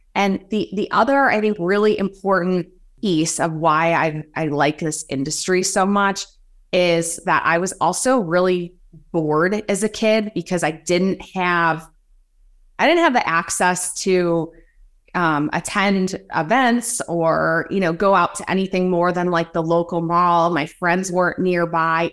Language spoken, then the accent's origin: English; rural Illinois, United States; I have two brothers, and we grew up pretty rural in Illinois